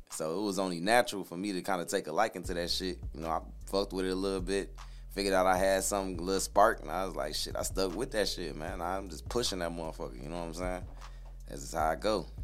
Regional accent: Flint, Michigan, United States; also born or lived in Fort Wayne, Indiana; I grew up in Flint till I was about like damn near eleven.

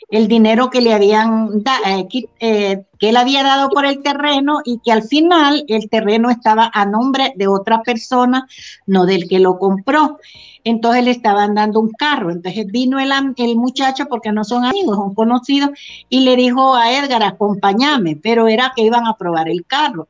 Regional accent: Trinidad, Santa Bárbara, Honduras; mi pueblo Trinidad Santa Bárbara

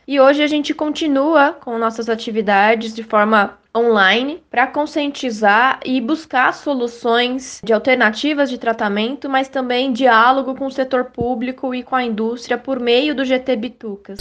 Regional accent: Jaú, São Paulo, Brazil; eu nasci em Jaú

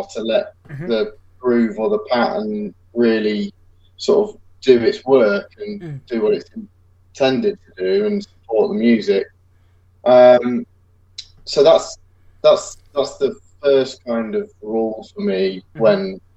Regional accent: England, United Kingdom; England's a kind of strange country in terms of like European geography

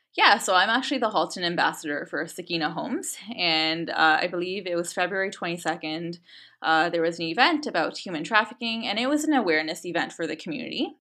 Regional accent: Canada; I was born and raised in Canada, and I always thought of myself as Canadian

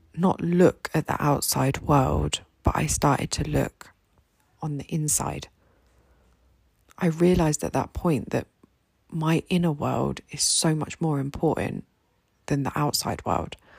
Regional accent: United Kingdom; now in Egypt; a British woman living here in Egypt

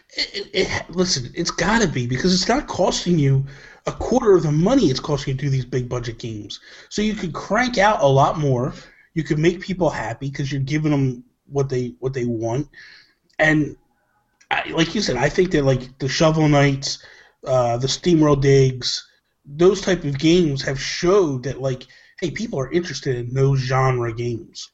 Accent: New Jersey, United States; I'm from Jersey.

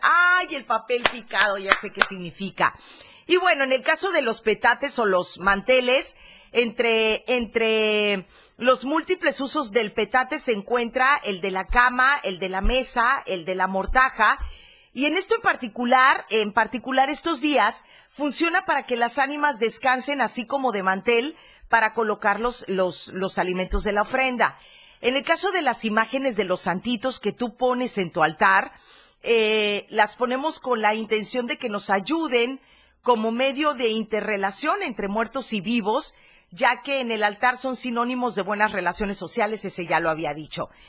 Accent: Chiapas, Mexico; así somos los chapanecos

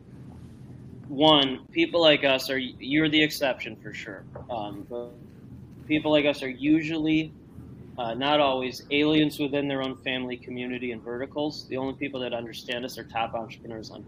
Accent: Northbrook, Illinois, United States; I grew up and live in the Northbrook Glenview area.

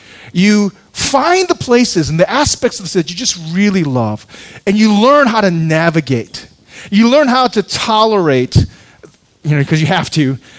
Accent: Seoul, South Korea; born there; moved away; also born or lived in Chicago / Seattle / New York; I was born in Korea in a large city, Seoul, came to Chicago, Seattle for a while, but New York.

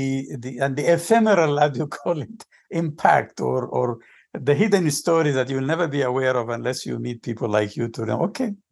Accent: Sudan; As I told you, I'm originally from Sudan.

